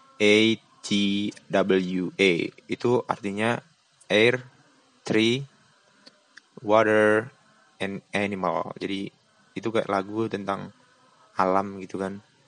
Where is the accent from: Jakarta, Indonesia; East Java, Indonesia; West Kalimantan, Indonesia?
East Java, Indonesia; Lumajang; Dia tuh sekolah di kota saya, di Lumajang, cuman berbeda sekolah dengan saya